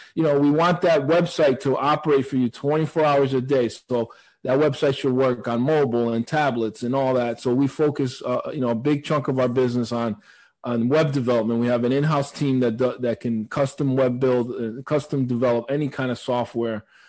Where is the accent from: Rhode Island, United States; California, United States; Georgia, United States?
Rhode Island, United States; Providence; I grew up in Providence, so, uh, Rhode Island.